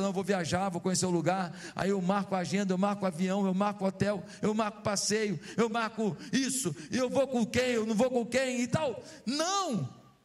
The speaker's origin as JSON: {"language": "Portuguese", "region": "Rio de Janeiro", "country": "Brazil", "tie": "born or raised there", "also_born_or_lived": "Taubaté, São Paulo", "said": "Meu pai veio para o Rio de Janeiro, eu tinha um ano de idade. Fui criado em Marechal Hermes, estudei em escola pública"}